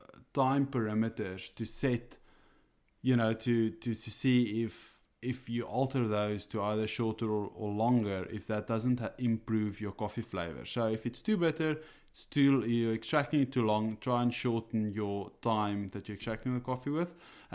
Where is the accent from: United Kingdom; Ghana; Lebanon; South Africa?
South Africa; first language Afrikaans; English is a second language; now in Ireland; For all those out there, I am an Afrikaans guy. So this is definitely not my my first language, but I here in Ireland, I have adjusted a bit.